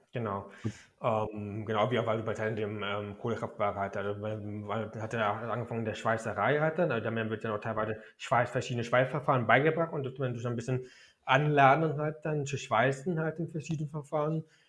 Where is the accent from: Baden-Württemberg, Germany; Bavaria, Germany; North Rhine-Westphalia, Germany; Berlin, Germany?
Berlin, Germany; also born or lived in Frankfurt (Oder); ich bin noch in Ostberlin geboren